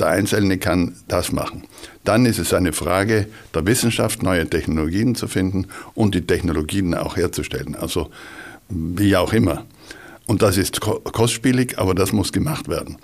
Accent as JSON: {"language": "German", "area": "South Tyrol", "region": "Trentino-Alto Adige", "country": "Italy", "said": "bei uns in Südtirol"}